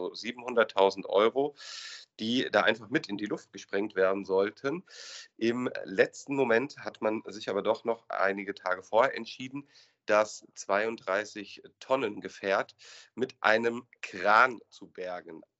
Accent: Hesse, Germany; Kommen wir zum, vom Ruhrgebiet in meine Heimat und äh, zum legendären Fall der Salzbachtalbrücke.

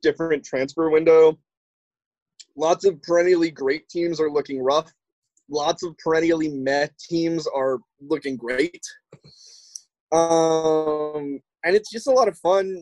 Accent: United States; I'm not like foreign, I'm an American

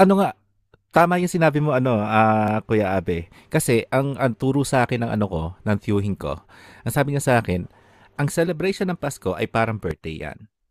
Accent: Philippines; moved away as an adult; ngayon na nalipat ka na sa ibang bansa, you started to realize na ano, ang dami palang kultura mo bilang isang Pilipino

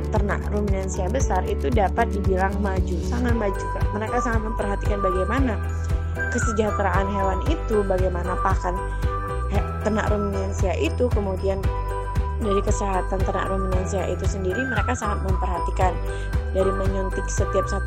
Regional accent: South Sumatra, Indonesia; saya dari narasumber berasal dari daerah Sumatera Selatan.

